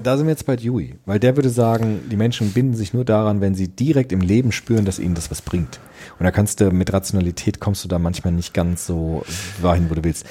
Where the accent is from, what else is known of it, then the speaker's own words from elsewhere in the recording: Frankfurt, Germany; in Frankfurt, meinem Heimatdorf